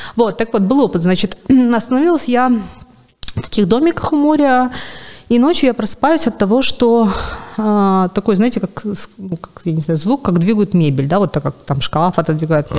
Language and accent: Russian; Sevastopol, Crimea, Ukraine; moved away as an adult; я сама из Севастополя